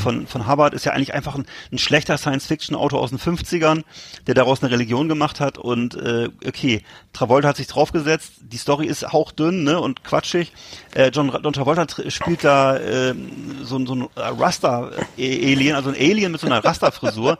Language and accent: German; Germany; als Deutscher